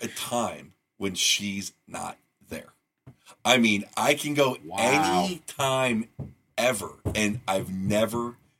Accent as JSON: {"language": "English", "region": "California", "country": "United States", "said": "I mean, I am from California. I mean, I'm from here"}